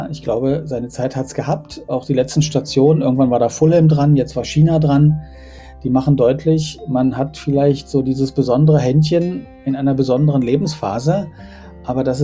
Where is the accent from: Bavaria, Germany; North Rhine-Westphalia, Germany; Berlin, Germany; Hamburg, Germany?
Berlin, Germany; Und ich komme aus Berlin.